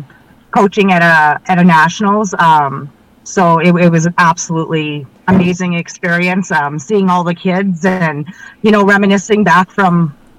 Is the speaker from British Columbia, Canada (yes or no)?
no; Regina, Saskatchewan, Canada; I'm from Regina.